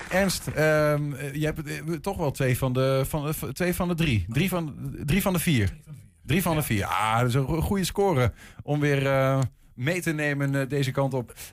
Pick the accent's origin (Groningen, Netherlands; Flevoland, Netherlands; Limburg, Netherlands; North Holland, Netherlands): Groningen, Netherlands; ik kom uit Groningen, ik spreek dat dialect, daar is het spel.